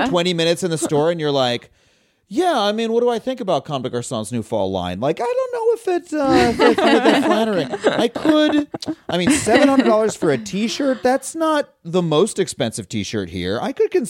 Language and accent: English; Long Island, New York, United States; also born or lived in Florida; I grew up on Long Island, but when I was in 10th grade, my family lived in Florida for 1 year